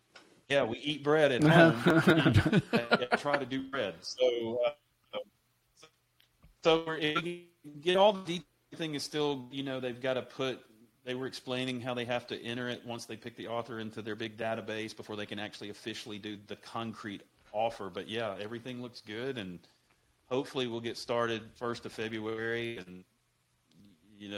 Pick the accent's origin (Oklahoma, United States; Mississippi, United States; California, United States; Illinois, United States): Mississippi, United States; growing up in Mississippi, you know, homemade, we didn't buy canned biscuits